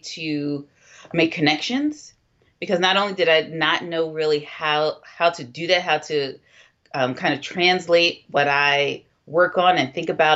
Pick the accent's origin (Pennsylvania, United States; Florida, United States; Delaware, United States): Pennsylvania, United States; Philadelphia; I grew up in Philadelphia